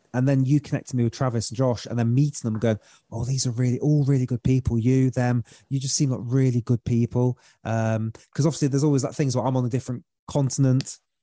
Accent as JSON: {"language": "English", "country": "United Kingdom", "accent": "British", "said": "my beautiful British accent"}